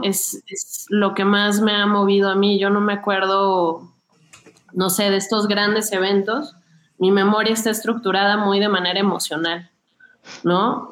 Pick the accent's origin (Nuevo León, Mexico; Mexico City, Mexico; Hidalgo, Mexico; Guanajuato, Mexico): Mexico City, Mexico; crecí muy cerca de Xochimilco